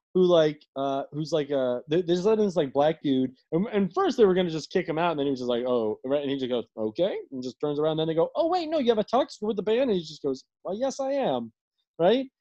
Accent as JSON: {"language": "English", "town": "Washington", "region": "District of Columbia", "country": "United States", "said": "my family's been in like like in DC for like over a hundred years"}